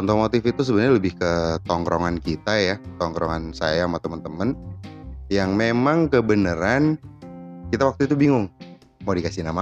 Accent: Semarang, Central Java, Indonesia; kita kita berasal dari Semarang kota Jawa Tengah itu ya

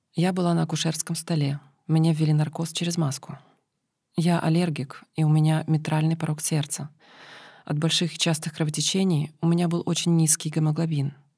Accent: Ukraine; я с Украины

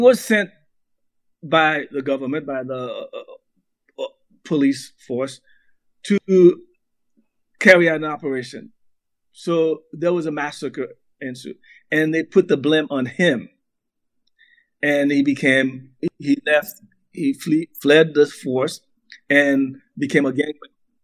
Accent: Haiti; now in United States; the diaspora is just getting its bearing about, you know, being an American

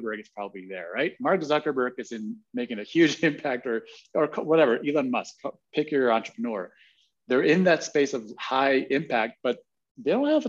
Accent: Guatemala; I was born and raised in Guatemala.

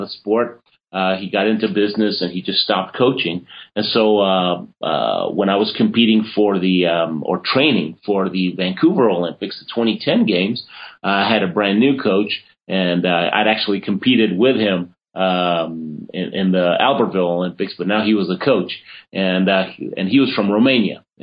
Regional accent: Argentina; moved away; I was born in Argentina, and so I competed for Argentina

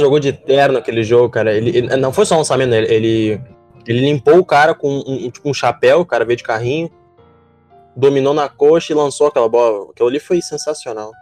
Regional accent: Alvorada, Rio Grande do Sul, Brazil; eu sou de Alvorada

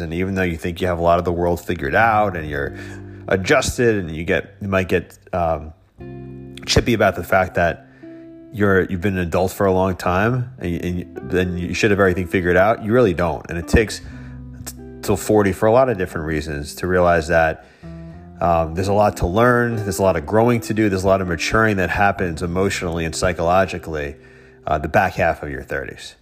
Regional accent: Dix Hills, New York, United States; I grew up in Dix Hills on Long Island.

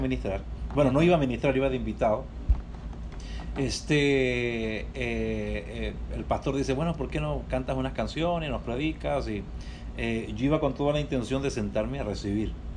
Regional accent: Chile; moved away as an adult; also born or lived in New York, United States; now in Tempe, United States; yo soy una persona original de Chile, este, nací en Chile eh, y en el año 96 llegué a Estados Unidos.

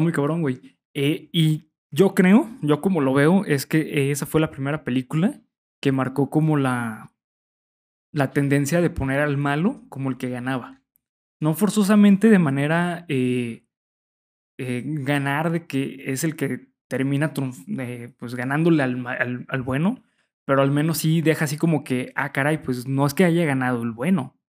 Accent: Mexico; nosotros como mexicanos estamos acostumbrados

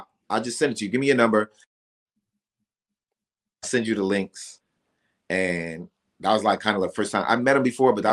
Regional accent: New York, United States; moved away; also born or lived in Atlanta; I can't say I'm from Atlanta, but I'm from Atlanta. And I just, you know, like, but I'm also from New York.

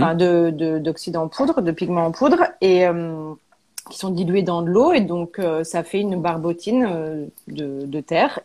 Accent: Auvergne-Rhône-Alpes, France; moved away as an adult; also born or lived in Paris; on est originaire d'Auvergne

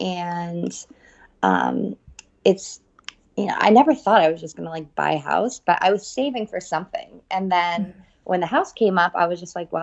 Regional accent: New Haven, Connecticut, United States; I am from New Haven, Connecticut.

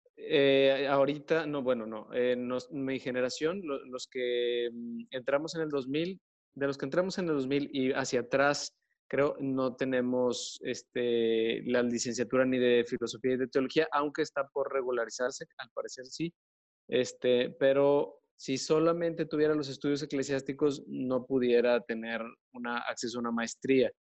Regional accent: Monterrey, Nuevo León, Mexico; soy de aquí de Monterrey y soy sacerdote católico

